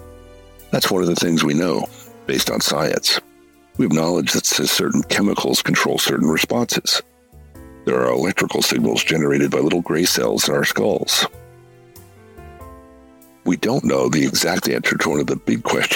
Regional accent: United States; I'm an American

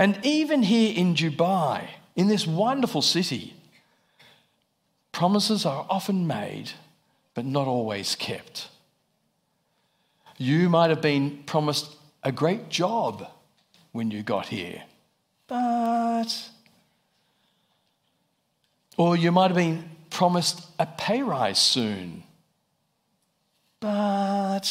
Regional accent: Australia; moved away as an adult; I'm from Australia, if you're wondering about the accent.

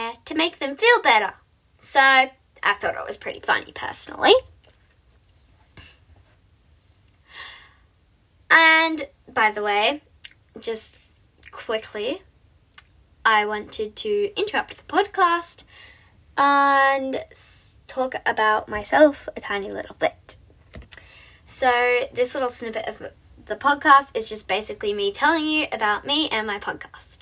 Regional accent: Australia; I am an Aussie

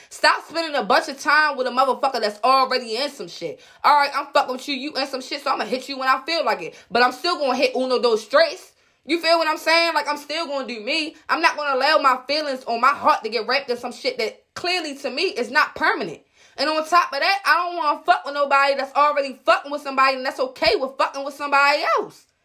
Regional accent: Baltimore, Maryland, United States; moved away as an adult; now in Baltimore County, United States; I'm from West Baltimore. two one two one five always been live for me. I'm straight from Park Heights, Jewtown

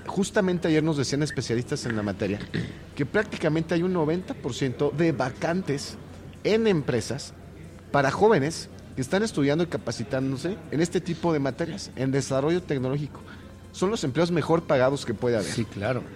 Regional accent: Querétaro, Mexico; el ser queretano

